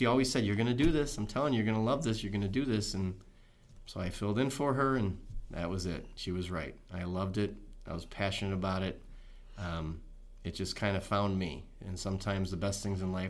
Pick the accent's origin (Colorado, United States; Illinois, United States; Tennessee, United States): Illinois, United States; Chicago; born and raised in Chicago. Came out of the city, south side of the city, moved around a little bit when I was young